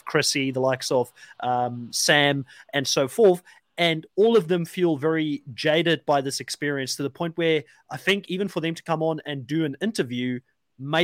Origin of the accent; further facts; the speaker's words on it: South Africa; moved away; I'm a South African myself, I've been out of the country for quite a long time.